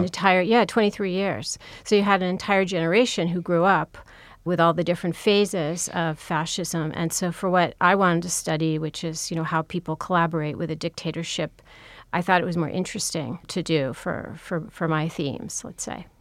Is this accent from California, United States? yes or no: yes; Los Angeles, California, United States; I grew up in California, in Pacific Palisades